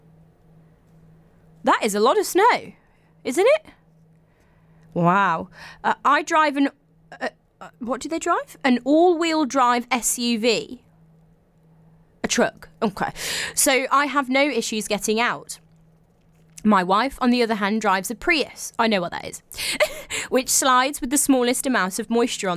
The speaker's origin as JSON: {"language": "English", "region": "England", "country": "United Kingdom", "said": "I'm English"}